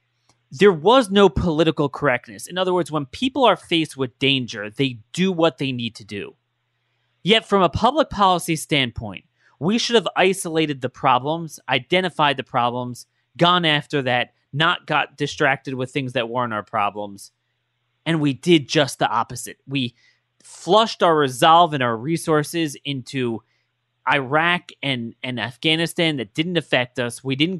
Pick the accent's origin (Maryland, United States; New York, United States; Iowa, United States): Maryland, United States; always growing up in Maryland